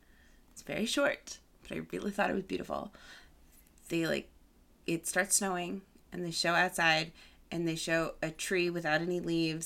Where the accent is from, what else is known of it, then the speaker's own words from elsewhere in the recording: Massachusetts, United States; I grew up in Massachusetts.